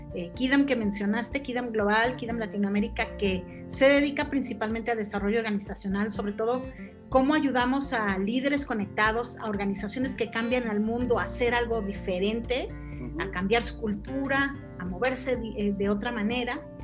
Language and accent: Spanish; Mexico; yo soy mexicana